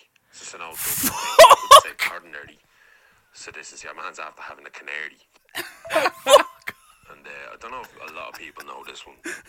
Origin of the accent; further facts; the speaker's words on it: Ireland; But the way we say it as Irish people